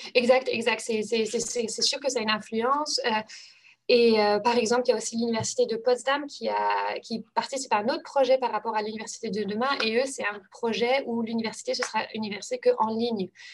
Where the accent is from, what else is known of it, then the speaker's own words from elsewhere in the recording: Normandy, France; moved away; also born or lived in Germany; c'était ma première langue en fait au collège euh, parce que euh, bah, j'habitais en Normandie